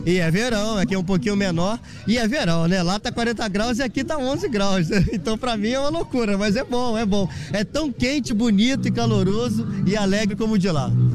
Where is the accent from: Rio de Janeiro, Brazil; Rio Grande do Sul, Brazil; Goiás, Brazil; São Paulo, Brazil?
Rio de Janeiro, Brazil; now in Sesimbra, Portugal; eu sou do Rio de Janeiro